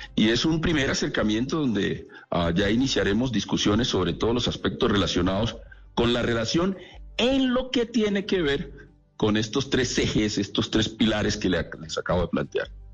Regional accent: Chocó, Colombia; la región de donde vengo, del Chocó

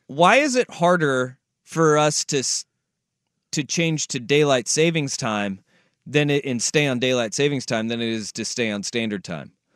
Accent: Alaska, United States; moved away; I grew up in Alaska.

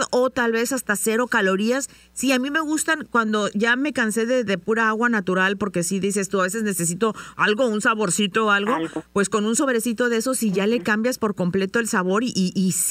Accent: San Luis Potosí, Mexico; yo soy de San Luis Potosí

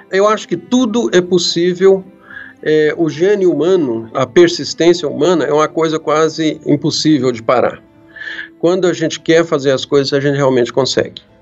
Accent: Brazil; Olha, é claro, eu sou brasileiro, né?

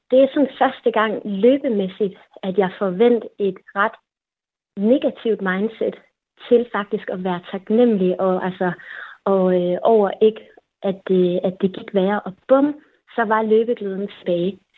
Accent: Kolding, Southern Denmark, Denmark; also born or lived in Copenhagen; Jeg bor her, hvor min familie er, og ja, jeg er født og opvokset i Kolding. Jeg har boet lidt i udlandet, jeg har læst i København, men øh, har egentlig altid vendt tilbage til Kolding

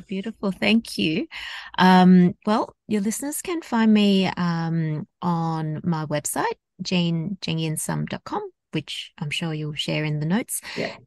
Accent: Australia; I grew up in Australia, so my background is Hong Kong Chinese, and I've grown up in predominantly a uh, Caucasian um, society in Australia.

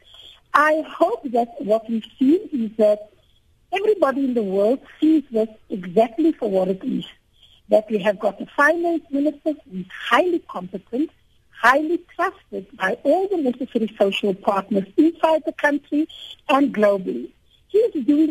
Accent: South Africa; as a South African and as a taxpayer

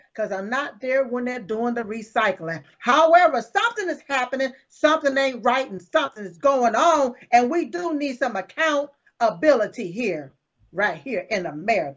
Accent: North Carolina, United States; we're going to North Carolina, my hometown.

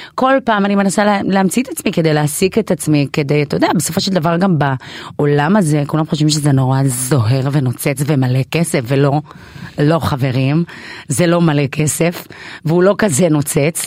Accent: Israel; also born or lived in Ethiopia; באתי מאתיופיה, אבל אני ישראלית לכל דבר

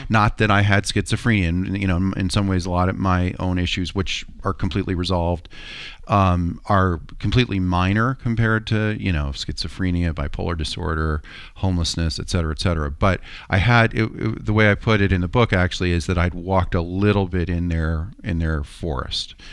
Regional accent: Middletown, United States; I grew up in Middletown.

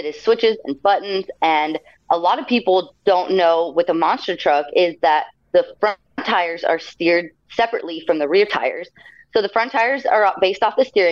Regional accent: El Paso, Texas, United States; I used to go to the show in my hometown of El Paso, Texas all the time

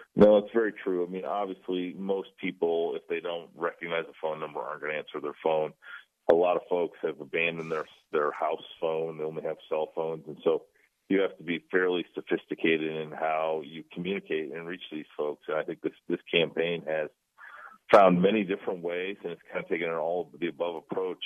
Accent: Des Moines, Iowa, United States; my hometown of Des Moines

